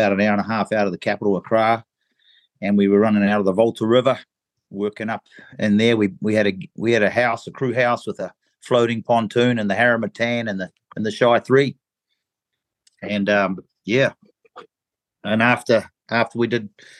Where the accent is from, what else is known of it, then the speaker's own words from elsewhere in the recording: New Zealand; moved away as an adult; also born or lived in England / Cape Verde; I was born in England, and when I was one, we turned up in New Zealand and immigrated to New Zealand. So I'm a bit of a mixture, but spent all my life pretty much in New Zealand